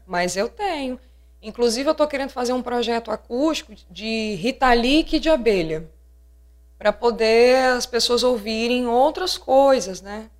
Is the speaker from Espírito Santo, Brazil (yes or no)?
yes; Linhares, Espírito Santo, Brazil; Eu, eu mesmo sou de Linhares